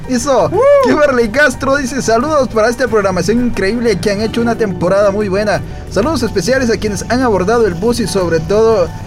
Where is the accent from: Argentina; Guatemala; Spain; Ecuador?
Guatemala; sentir orgulloso como guatemalteco.